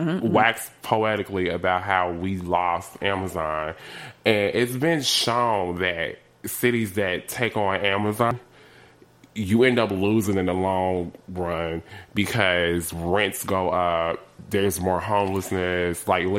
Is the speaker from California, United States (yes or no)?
no; Chicago, Illinois, United States; I live in Woodlawn, born and raised in Woodlawn